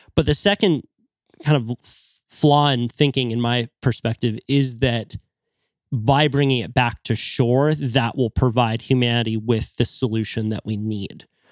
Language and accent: English; Santa Cruz, California, United States; growing up in Santa Cruz